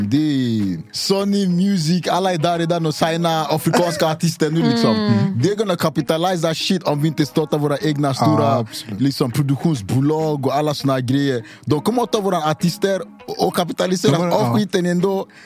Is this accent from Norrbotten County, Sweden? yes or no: yes; Luleå, Norrbotten County, Sweden; Jag är från Luleå.